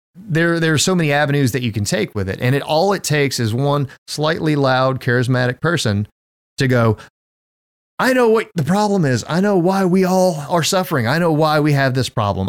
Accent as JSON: {"language": "English", "region": "the South", "country": "United States", "tie": "born or raised there", "said": "I was raised in the South"}